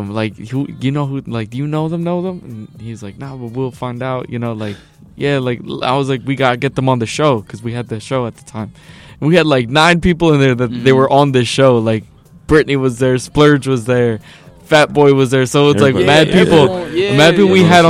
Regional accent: West Orange, New Jersey, United States; growing up in West Orange my whole life too.

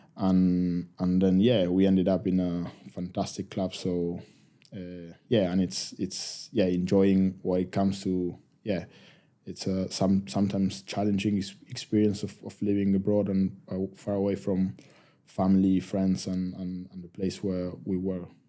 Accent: Argentina; first language Spanish; English is a second language; moved away as an adult; now in United Kingdom; we love our country

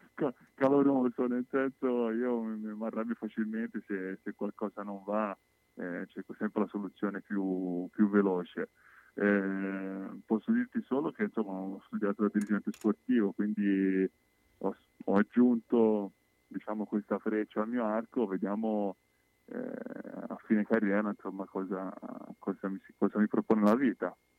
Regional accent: Livorno, Tuscany, Italy; Io sono di Livorno

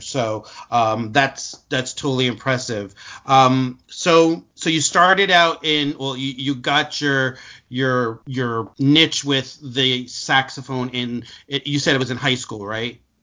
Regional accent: Newark, New Jersey, United States; I grew up in in in Newark, so it was just the culture that I was surrounded

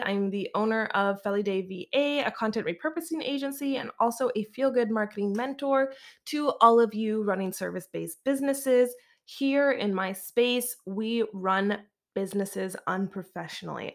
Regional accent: Canada; moved away; also born or lived in Alberta / Vancouver, British Columbia

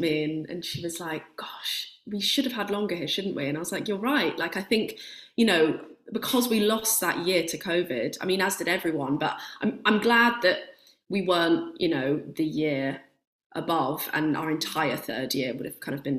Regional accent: Somerset, South West England, United Kingdom; moved away as an adult; also born or lived in North London; now in London, United Kingdom; I was born in North London, but then my family, my mum and my dad and my sister moved to Somerset when I was about five. So that I spent my whole childhood there

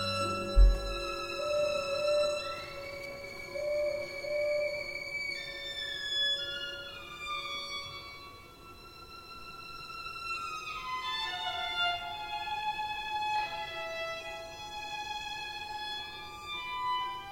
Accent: Jelenia Góra, Lower Silesian Voivodeship, Poland; now in Katowice, Poland; I'm from Jelenia Góra, so I came to Katowice to study here.

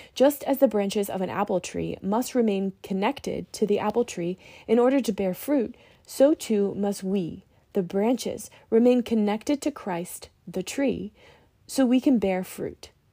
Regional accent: Virginia, United States; Growing up in Virginia near farmland

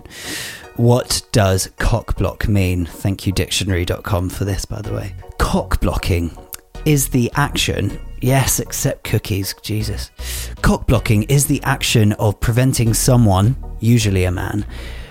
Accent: United Kingdom; as a British citizen

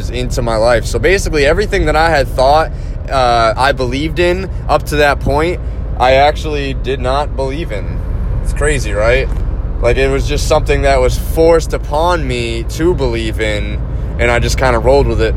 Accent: Massachusetts, United States; moved away as an adult; also born or lived in Wyoming; I'm from the East Coast, born and raised in Massachusetts. Didn't leave Massachusetts until 2009

